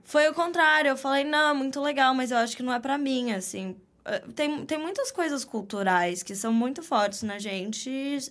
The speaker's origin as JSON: {"language": "Portuguese", "town": "Jandira", "region": "São Paulo", "country": "Brazil", "tie": "born or raised there", "moved": "as an adult", "lives_now": "New York City, United States", "said": "nasci, vi o mundo pela primeira vez em São Paulo, Legal. mas cresci em Jandira"}